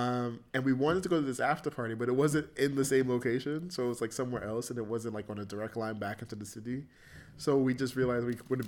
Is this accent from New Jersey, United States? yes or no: yes; New Jersey, United States; because we're from Jersey, we had to get back home.